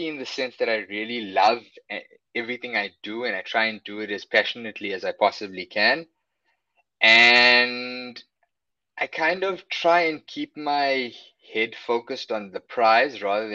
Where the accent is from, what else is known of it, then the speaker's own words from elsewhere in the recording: Johannesburg, Gauteng, South Africa; moved away as an adult; also born or lived in Durban; now in Cape Town, South Africa; Then spent my whole life in Joburg and moved to Cape Town about, I think it's about 8 years ago.